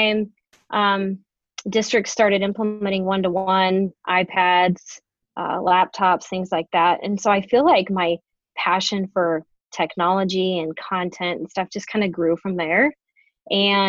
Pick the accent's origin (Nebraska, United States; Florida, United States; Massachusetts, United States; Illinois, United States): Nebraska, United States; Grand Island; also born or lived in Bellevue, Nebraska; I'm actually from Grand Island, and after high school, I went on to Nebraska Wesleyan